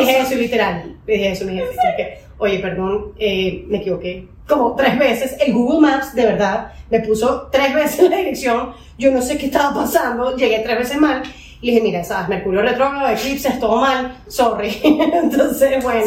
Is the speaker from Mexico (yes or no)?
no; Venezuela; now in Colombia; soy venezolana también. Me vine a Colombia hace unos 15 años a estudiar